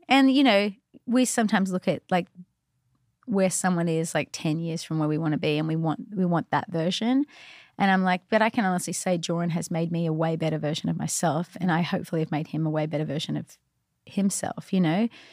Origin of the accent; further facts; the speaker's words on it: Australia; moved away; I was from Australia